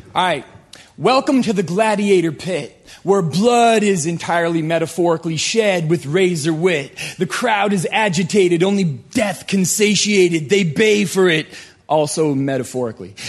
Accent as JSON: {"language": "English", "country": "Canada", "moved": "yes", "lives_now": "United States", "said": "I am a Canadian right here applying for a green card."}